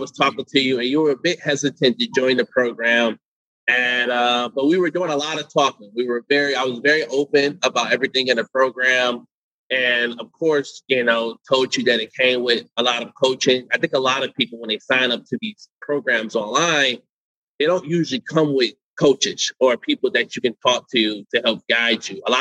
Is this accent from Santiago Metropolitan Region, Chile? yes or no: yes; Santiago, Santiago Metropolitan Region, Chile; moved away; I'm from Chile, from Santiago.